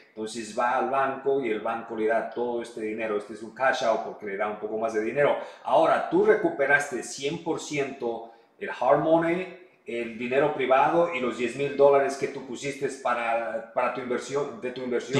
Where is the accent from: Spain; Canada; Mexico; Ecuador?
Ecuador; moved away; hablo español, soy ecuatoriano, conozco la, la comunidad